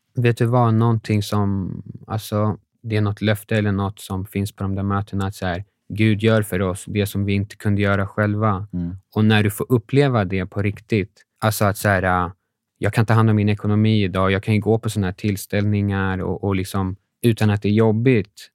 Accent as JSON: {"language": "Swedish", "country": "Sweden", "said": "vi var från Sverige"}